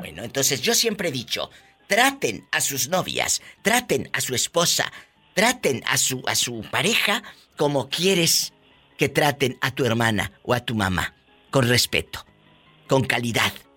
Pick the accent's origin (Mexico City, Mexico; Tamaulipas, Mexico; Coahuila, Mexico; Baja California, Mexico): Tamaulipas, Mexico; Mi paisano de Tamaulipas